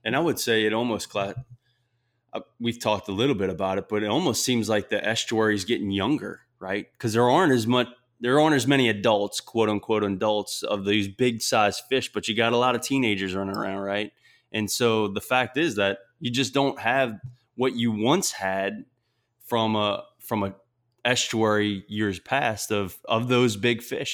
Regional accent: South Louisiana, United States; I'm from South Louisiana, and that Louisiana education isn't necessarily the highest nationally

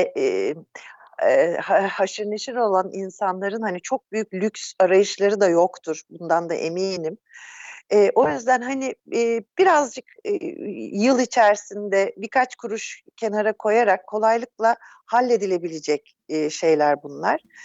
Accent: Turkey; also born or lived in Netherlands / Izmir

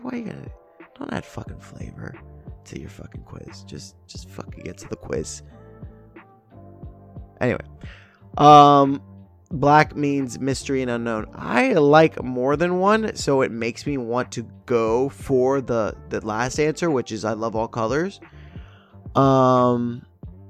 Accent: United States; me being American

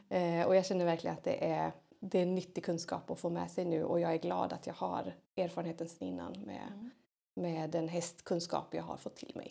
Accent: Hälsingland, Gävleborg County, Sweden; moved away; tjej som är uppväxt i Hälsingland, långt härifrån

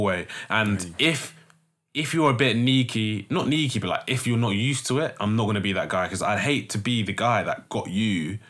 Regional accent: London, United Kingdom; from growing up in West

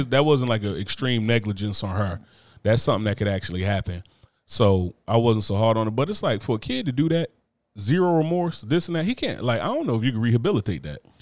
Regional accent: New Jersey, United States; growing up in Jersey

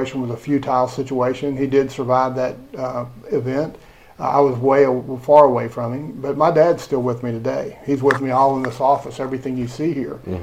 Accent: United States; now in Lake Wales, United States; I went to St. Martin High School, which was my hometown school. It's where I went to school

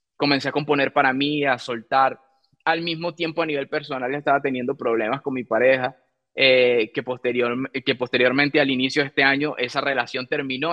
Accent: Venezuela; En mi país, Venezuela, em, tuve la oportunidad de, bueno, eh, comenzar, crecer

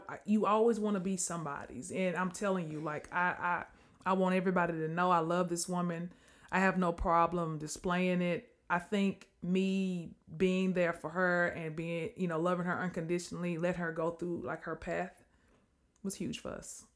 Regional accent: Mississippi, United States; moved away; also born or lived in Natchitoches, Louisiana; Mississippi, where I was from

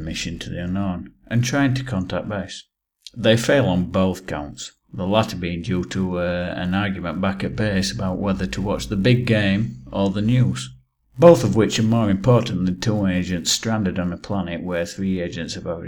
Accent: England, United Kingdom; I'm English

